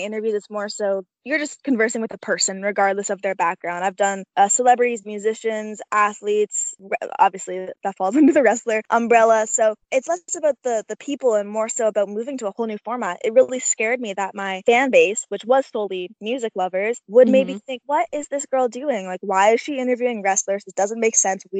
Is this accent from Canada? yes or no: yes; Canada; I'm a Canadian gal